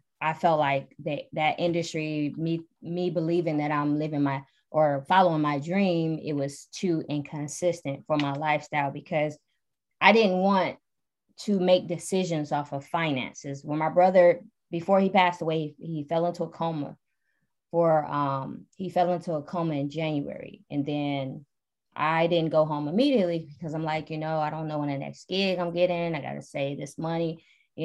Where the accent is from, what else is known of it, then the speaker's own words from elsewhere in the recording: Detroit, Michigan, United States; moved away as an adult; now in Atlanta, United States; I am from Detroit originally, born and raised